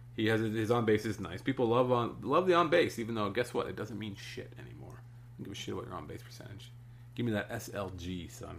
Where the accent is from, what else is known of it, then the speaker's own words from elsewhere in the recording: Canada; as a Canadian